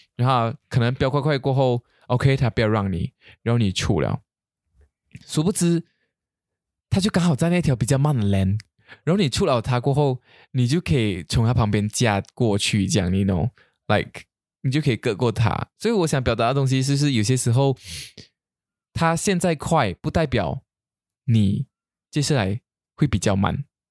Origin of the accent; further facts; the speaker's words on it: Kuching, Sarawak, Malaysia; 我们古晋人